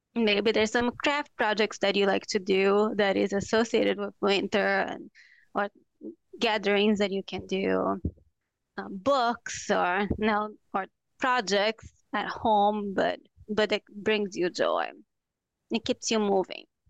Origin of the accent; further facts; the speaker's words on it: Brazil; moved away as an adult; now in Minnesota, United States; I'm from Brazil. So when I came to the U S for the first time